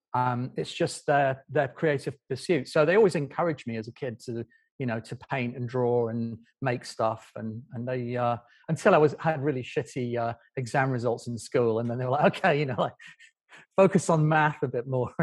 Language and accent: English; Doncaster, Yorkshire and the Humber, United Kingdom; I grew up in a town, in, in a village outside Doncaster